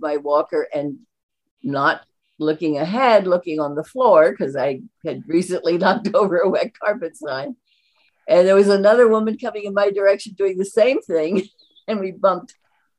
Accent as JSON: {"language": "English", "town": "Allentown", "region": "Pennsylvania", "country": "United States", "tie": "born or raised there", "lives_now": "Harleysville, United States", "said": "I grew up in Allentown"}